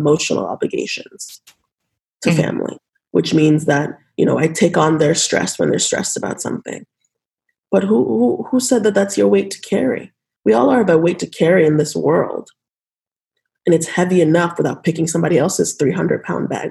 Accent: Nigeria; now in United States; I was born in Nigeria

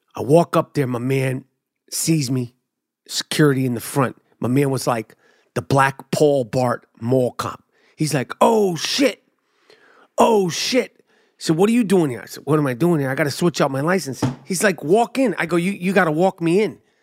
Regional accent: New York City, New York, United States; I'm a New Yorker

